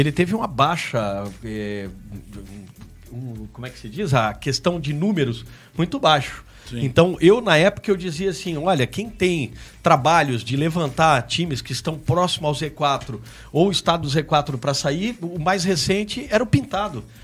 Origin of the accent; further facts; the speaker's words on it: Florianópolis, Santa Catarina, Brazil; eu sou manezinho da ilha, nasci lá na Carlos Correia, maternidade Carlos Correia, então manezinho da ilha mesmo